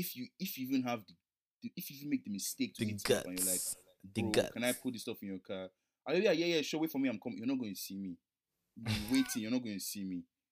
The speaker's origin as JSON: {"language": "English", "country": "Nigeria", "said": "we're Nigerian."}